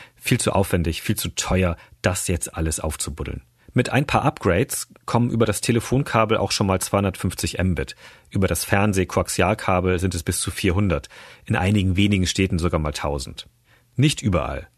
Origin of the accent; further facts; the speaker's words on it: Großhansdorf, Schleswig-Holstein, Germany; Großhansdorf, kurz vor Hamburg